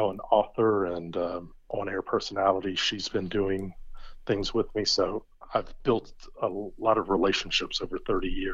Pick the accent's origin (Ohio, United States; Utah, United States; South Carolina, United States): South Carolina, United States; Charleston; I'm a proud South Carolinian. I was born in Charleston.